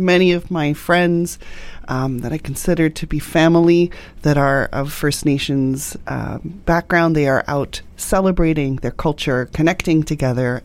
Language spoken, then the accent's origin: English; England, United Kingdom; now in Canada; I was born in England and I came over